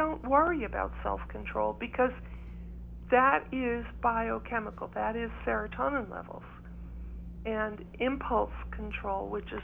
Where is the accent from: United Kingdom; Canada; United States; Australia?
United States; East Coast; also born or lived in Ireland (ancestry); now in New Mexico, United States; because I grew up in the East Coast.